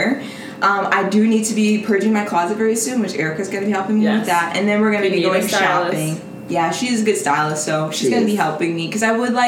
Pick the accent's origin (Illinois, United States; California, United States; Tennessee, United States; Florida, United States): Illinois, United States; Chicago; I'm from the United States of America. Chicago.